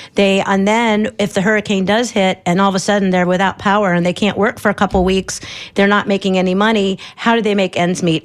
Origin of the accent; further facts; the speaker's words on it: Ohio, United States; now in Tampa Bay, United States; I grew up in Ohio